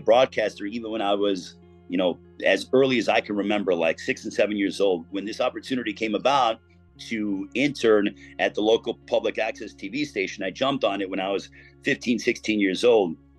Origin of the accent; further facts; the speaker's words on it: East Chicago, Indiana, United States; I am from East Chicago, the same hometown as Miguel Torres.